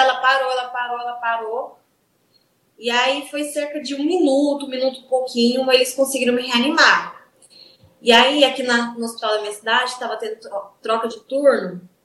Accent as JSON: {"language": "Portuguese", "town": "Goiatuba", "region": "Goiás", "country": "Brazil", "said": "Goiatuba, é do interior de Goiás"}